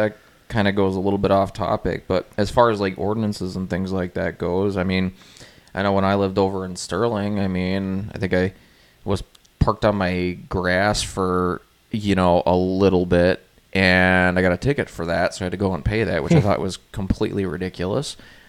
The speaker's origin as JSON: {"language": "English", "country": "Canada", "said": "Partially Canadian. I'm fully Canadian."}